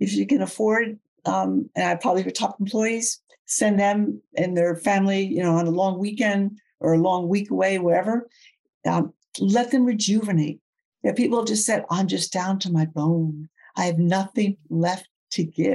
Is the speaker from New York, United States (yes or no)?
yes; outside New York City, United States; I grew up outside New York City, and I come from a fast speaking family.